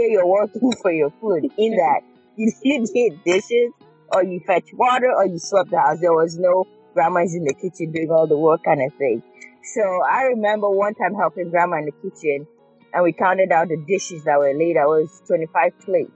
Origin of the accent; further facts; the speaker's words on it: Cross River, Nigeria; moved away as an adult; also born or lived in Chicago, United States / Florida, United States; now in Louisville, United States; I was in Nigeria almost 20 years. So we, I think growing up in Nigeria, we have, my family's also were pretty close